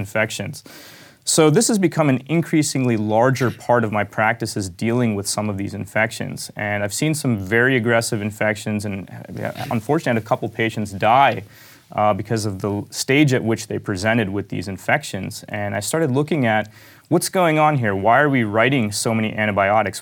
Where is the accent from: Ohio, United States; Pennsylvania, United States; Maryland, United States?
Pennsylvania, United States; Pittsburgh; I grew up in Pittsburgh.